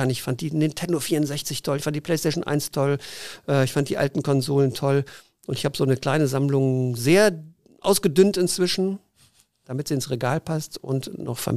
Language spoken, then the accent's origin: German; Zurich, Switzerland; born there; Ich bin ja halber Schweizer und äh, bin in Zürich geboren, strebe immer noch die Schweizer zweite Staatsbürgerschaft Schweiz an.